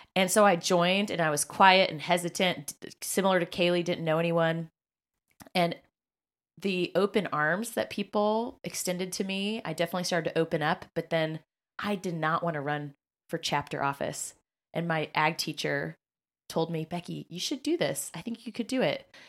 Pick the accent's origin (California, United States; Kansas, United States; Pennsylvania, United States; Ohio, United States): Kansas, United States; moved away as an adult; now in Indianapolis, United States; I was from Kansas